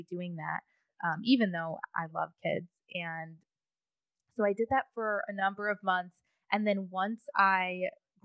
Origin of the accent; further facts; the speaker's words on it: Michigan, United States; moved away as an adult; now in Boca Raton, United States; I grew up in Michigan. I went to college in Michigan